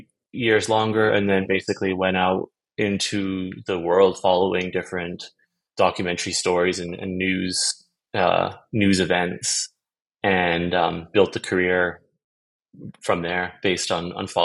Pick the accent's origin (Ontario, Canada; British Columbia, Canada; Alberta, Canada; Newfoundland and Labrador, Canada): British Columbia, Canada; Vancouver; moved away as an adult; also born or lived in Amsterdam, Netherlands; now in Stockholm, Sweden; I was born in Amsterdam in the Netherlands, and then I moved to Canada when I was about 2 years old, and lived different places across the country, mostly was raised on Vancouver Island and Vancouver